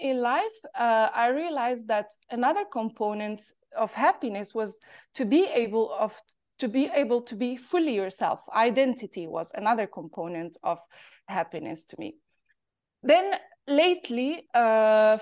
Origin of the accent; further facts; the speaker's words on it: Morocco; accent: Moroccan; English is a second language; moved away as an adult; also born or lived in Paris; I grew up in Morocco, and I left Morocco when I was 20 years old to go follow my studies in Paris